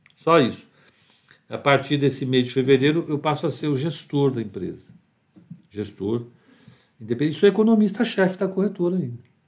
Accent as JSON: {"language": "Portuguese", "country": "Brazil", "said": "eu, eu sou brasileiro"}